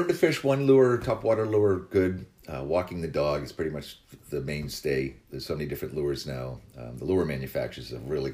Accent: Barnstable, Massachusetts, United States; I started fishing my hometown of Barnstable

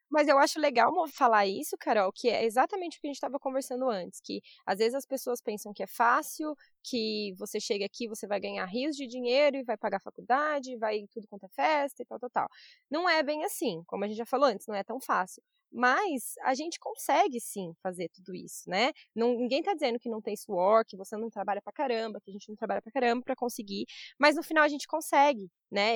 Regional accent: Brazil; moved away as an adult; now in Australia

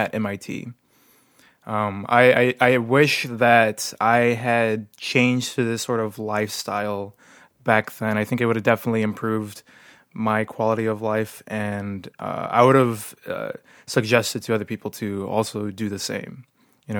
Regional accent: Texas, United States; moved away; my home state of Texas

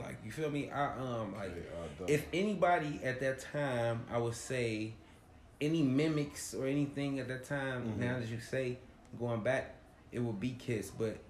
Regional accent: Midwest, United States; I'm from the Midwest

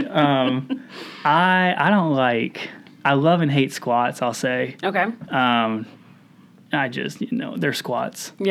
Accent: South Carolina, United States; born there; moved away; also born or lived in Indiana; so not born and raised in Indiana, but I call myself a Hoosier. Okay. Was born in South Carolina, kind of moved around a little bit.

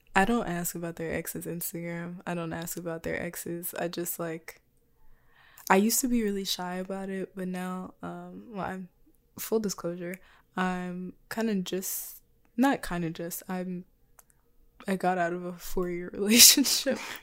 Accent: Texas, United States; I was born in Texas

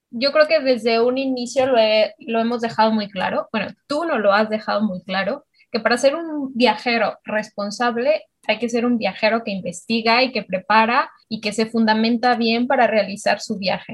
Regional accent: Mexico; las tres somos mexicanas

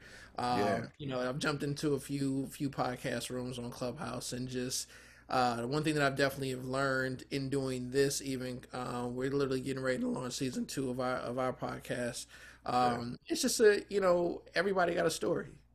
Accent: Oakland, California, United States; also born or lived in Baton Rouge, Louisiana; Oakland is home

